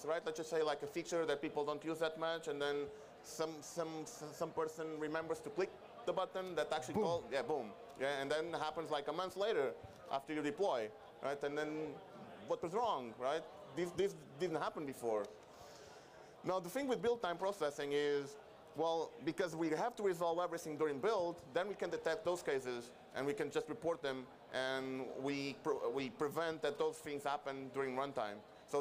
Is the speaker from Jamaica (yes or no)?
no; Venezuela; now in Portugal; I'm from Venezuela. I live in Portugal